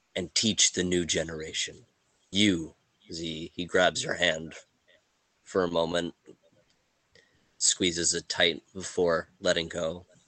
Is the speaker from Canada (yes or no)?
yes; Canada; we're Canadian